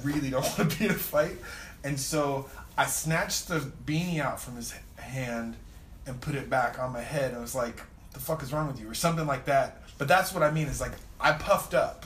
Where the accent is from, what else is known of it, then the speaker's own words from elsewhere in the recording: Southern California, United States; I grew up in Southern California